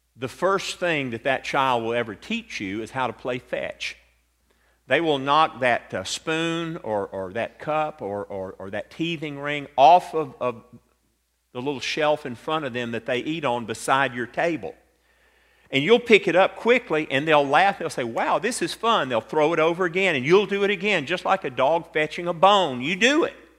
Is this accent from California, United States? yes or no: no; Atlanta, Georgia, United States; growing up in Atlanta, Georgia